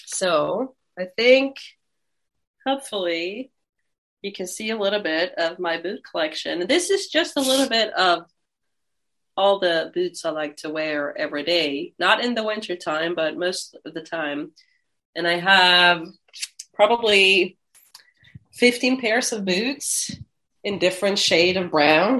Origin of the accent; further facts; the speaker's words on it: Finland; I'm from Finland